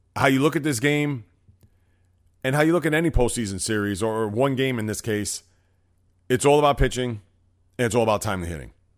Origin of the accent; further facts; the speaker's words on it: New York City, New York, United States; I'm from the Bronx, New York, with, uh, a lot of sports teams here